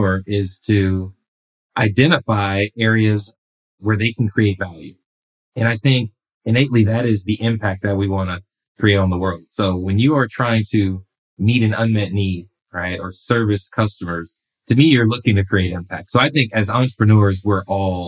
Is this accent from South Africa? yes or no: no; Los Angeles, California, United States; I'm born and raised in Los Angeles, California